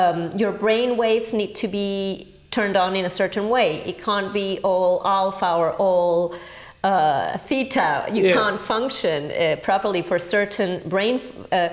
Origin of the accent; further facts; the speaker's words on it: Caracas, Capital District, Venezuela; English is a second language; moved away as an adult; also born or lived in England / Paris; I was born in Venezuela, in Caracas, the capital.